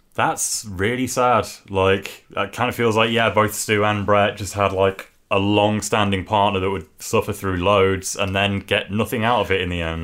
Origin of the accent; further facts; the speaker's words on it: England, United Kingdom; as an English wrestling fan